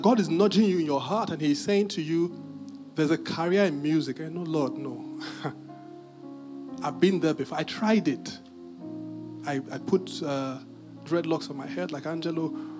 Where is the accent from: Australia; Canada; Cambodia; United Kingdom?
United Kingdom; But I'm very British.